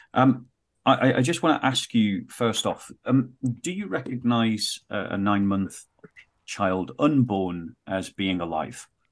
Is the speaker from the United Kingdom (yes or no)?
yes; United Kingdom; I'm speaking from the British context